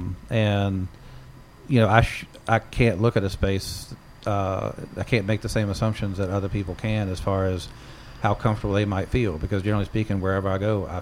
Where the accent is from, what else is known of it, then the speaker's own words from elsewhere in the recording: Southwest Virginia, United States; now in New England, United States; where I grew up in Southwest Virginia, is mountains